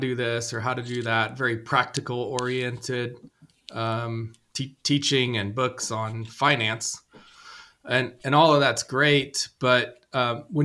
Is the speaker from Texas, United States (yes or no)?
no; Nashville, Tennessee, United States; I grew up in Nashville